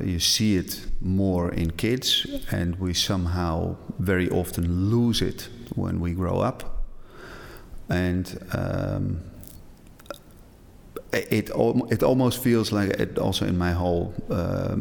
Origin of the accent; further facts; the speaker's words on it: Edam, North Holland, Netherlands; In a very small village in Edam. It's about 30 minutes from Amsterdam